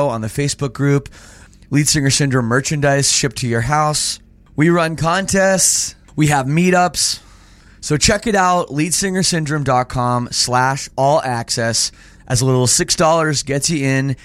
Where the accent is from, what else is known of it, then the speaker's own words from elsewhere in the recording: Toronto, Ontario, Canada; as a Canadian, born and raised in Toronto